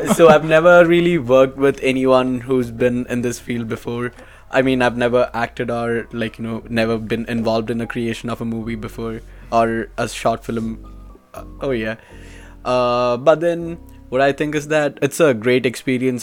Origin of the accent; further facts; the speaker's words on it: India; moved away; I'm from India and I'm a business finance major